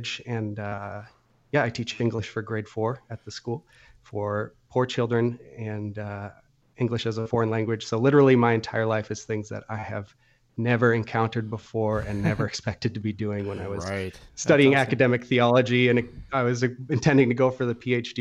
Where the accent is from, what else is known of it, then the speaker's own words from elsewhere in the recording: New Hampshire, United States; moved away as an adult; also born or lived in Illinois; I grew up in New Hampshire